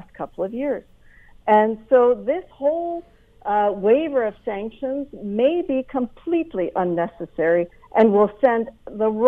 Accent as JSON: {"language": "English", "country": "Canada", "said": "as a Canadian"}